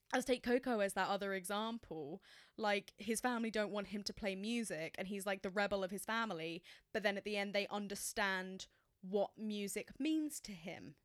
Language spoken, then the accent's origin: English; England, United Kingdom; as an English person